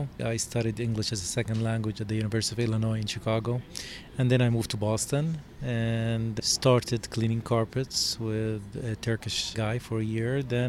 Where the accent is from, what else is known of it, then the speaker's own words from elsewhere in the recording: Jerusalem, Palestine; moved away as an adult; also born or lived in United States; now in Jordan; Originally, I'm Palestinian. I was born in Jerusalem, graduated, finished high school from Jerusalem, then came to the U.S. I lived in the U.S. for 22 years, and then went back to Jordan, and now I'm between Jordan and the U.S.